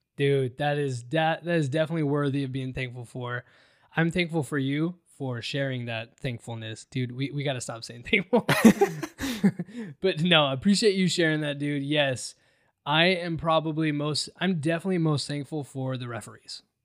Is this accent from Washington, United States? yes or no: yes; Seattle, Washington, United States; growing up in Seattle, being from Seattle